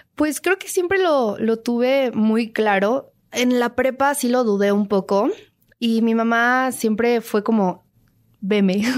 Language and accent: Spanish; Mexico City, Mexico; also born or lived in Mérida, Yucatán; yo nací en Mérida, Yucatán, pero toda mi vida la, la, he pasado aquí, crecí aquí, mi, eh, ritmo de vida es el de la Ciudad de México